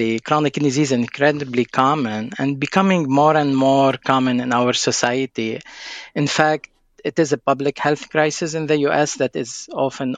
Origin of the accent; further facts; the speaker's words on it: Lebanon; moved away; I'm originally from Lebanon